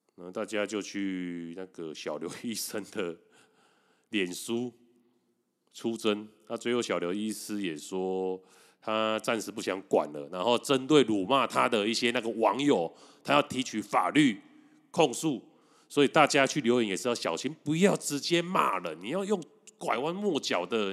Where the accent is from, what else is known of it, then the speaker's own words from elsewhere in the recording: Taiwan; 我们台湾人